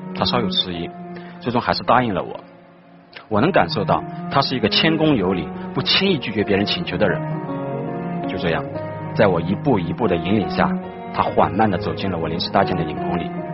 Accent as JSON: {"language": "Chinese", "town": "Nantong", "region": "Jiangsu", "country": "China", "tie": "born or raised there", "said": "在我的家乡南通"}